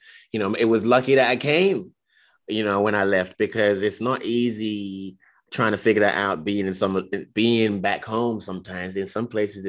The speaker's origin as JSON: {"language": "English", "country": "United Kingdom", "tie": "born or raised there", "said": "sometimes I question it, like, oh, that's because I was raised in Britain, you know"}